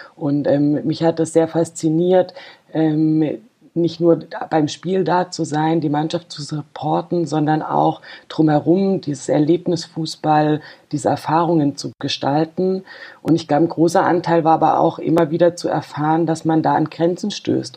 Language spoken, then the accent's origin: German; Freiburg, Baden-Württemberg, Germany; ich komme aus Freiburg, bin da auch geboren